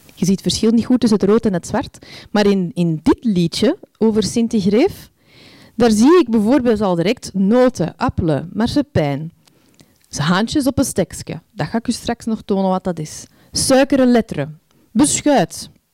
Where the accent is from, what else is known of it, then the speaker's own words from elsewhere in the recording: Antwerp, Flanders, Belgium; moved away as an adult; zes jaar geleden verhuisden wij terug naar, naar mijn thuisstad Antwerpen.